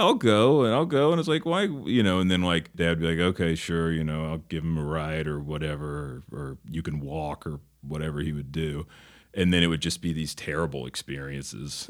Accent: Northeast Arkansas, United States; also born or lived in Memphis, Tennessee; now in Los Angeles, United States; I grew up in Northeast Arkansas. I was born in Memphis

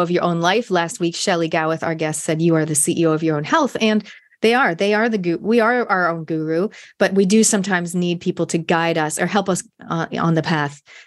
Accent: Canada; moved away as an adult; now in New Zealand; I grew up in Canada. I spent my univers-, high school, university years in Canada.

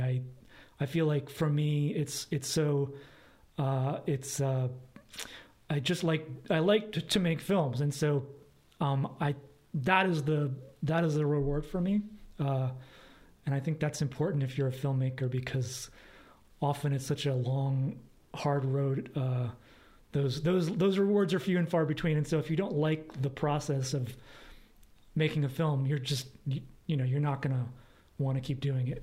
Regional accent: East Coast, United States; also born or lived in Los Angeles, California; now in Portland, United States; we are both from the East Coast, different states.

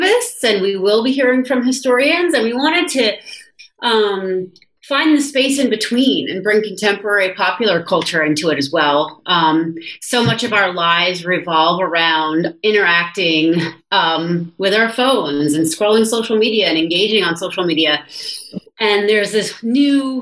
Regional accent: New York City, New York, United States; moved away as an adult; now in Squamish, Canada; I'm a New Yorker, but I've been living out here for 2 years

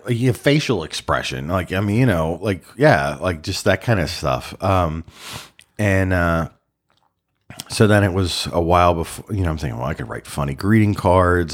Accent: Baltimore, Maryland, United States; I grew up in Baltimore

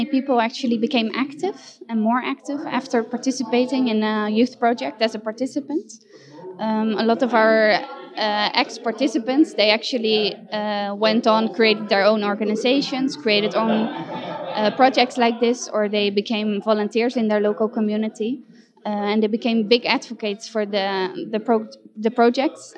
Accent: Netherlands; I come from the Netherlands

